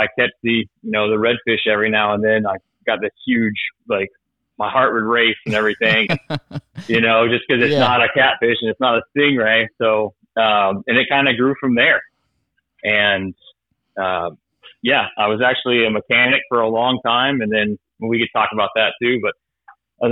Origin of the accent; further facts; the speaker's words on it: Tampa, Florida, United States; also born or lived in Fort Myers, Florida; I was raised in the Tampa area. I moved here when I was about four or so.